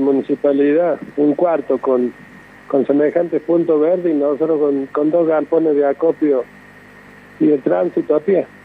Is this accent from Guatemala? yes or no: no; Córdoba, Argentina; aquí nací yo en la Villa La Lonja y bueno, hasta el día de hoy pienso estar acá eternamente